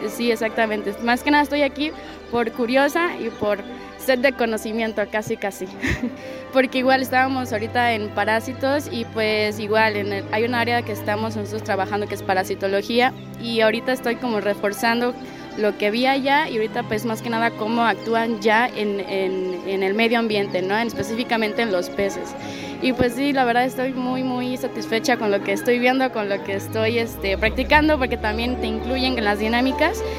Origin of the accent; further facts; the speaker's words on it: Villahermosa, Tabasco, Mexico; Yo vengo de Villahermosa, Tabasco.